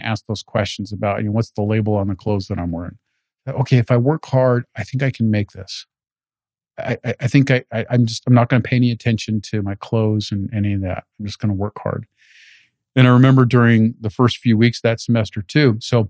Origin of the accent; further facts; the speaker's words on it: Paramount, California, United States; also born or lived in Lynwood; I was born in Linwood, mm-hmm. and I went to middle and high school in Paramount. So I'm straight out of right next to Compton.